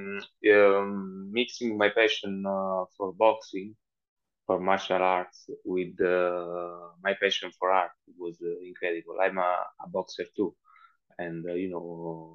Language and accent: English; Southern Italy, Italy; English is a second language; I'm from Italy, and I come from South Italy